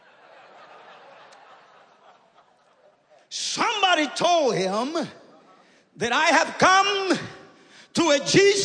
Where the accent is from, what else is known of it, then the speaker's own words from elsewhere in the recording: Guatemala; now in Canada; I come from the jungles from Guatemala